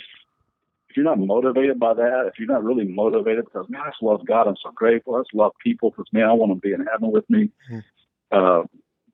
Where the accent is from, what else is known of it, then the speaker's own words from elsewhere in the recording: the Bible Belt, United States; moved away as an adult; also born or lived in Kentucky / Las Vegas, Nevada; growing up in the Bible Belt